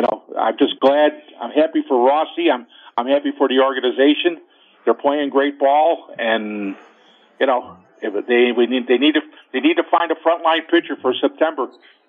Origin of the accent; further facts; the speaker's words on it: Chicago, Illinois, United States; I grew up on the South Side